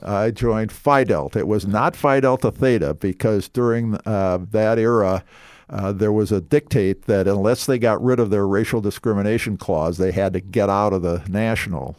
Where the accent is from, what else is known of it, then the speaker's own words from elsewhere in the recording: Minneapolis, Minnesota, United States; moved away as an adult; also born or lived in Scottsdale, Arizona; now in Southwest Florida, United States; I grew up in South Minneapolis in Minnesota